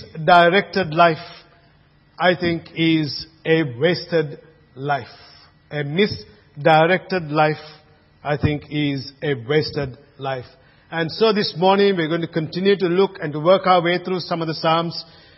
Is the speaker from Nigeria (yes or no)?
no; Colombo, Western Province, Sri Lanka; now in Australia; place of birth, Colombo, Sri Lanka. So, but I'm an Aussie, but I'm born there in Colombo